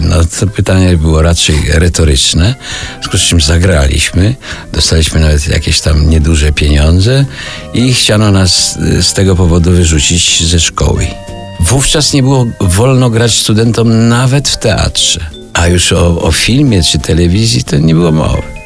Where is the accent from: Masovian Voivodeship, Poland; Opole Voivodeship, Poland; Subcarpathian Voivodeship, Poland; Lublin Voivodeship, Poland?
Lublin Voivodeship, Poland; Puławy; ja pochodzę z Puław